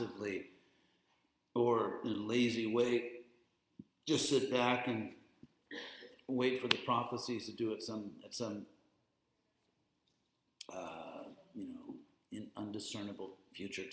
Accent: Southern California, United States; I am from Southern California

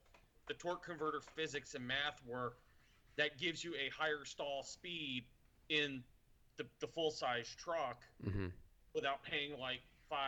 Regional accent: East Coast, United States; So I grew up on the East Coast, and generally in the summer, water tends to be like.

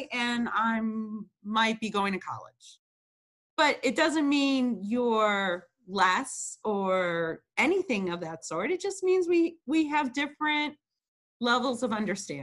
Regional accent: Chicago, Illinois, United States; I was born in Chicago, Illinois

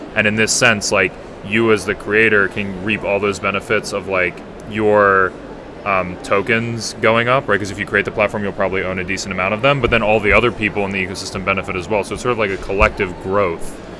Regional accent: United States; I'm from the United States

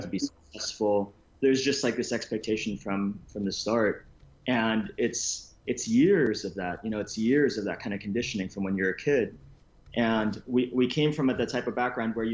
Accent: Los Angeles, California, United States; born or raised there; also born or lived in Philippines

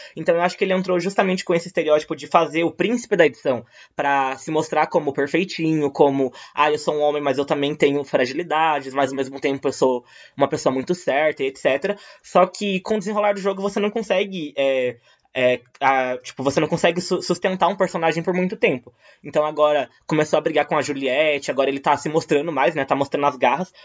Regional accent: Minas Gerais, Brazil; moved away as an adult; now in São Paulo, Brazil; eu nasci em Minas, me mudei para São Paulo para fazer faculdade

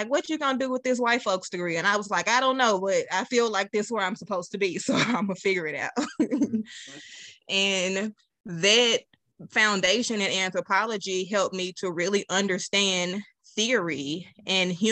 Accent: Little Rock, Arkansas, United States; also born or lived in Pine Bluff, Arkansas; moved to Little Rock about 7 years old

